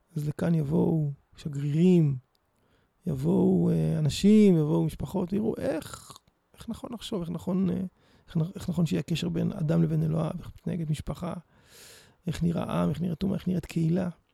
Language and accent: Hebrew; Petah Tikva, Central District, Israel; also born or lived in Jerusalem / Netzarim; היה לי מאוד כיף לגדול כאן